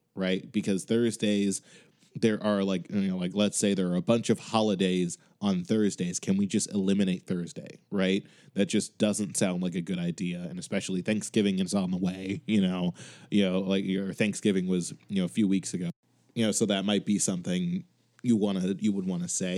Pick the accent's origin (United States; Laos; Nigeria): United States; Chicago, Illinois; now in Boston, United States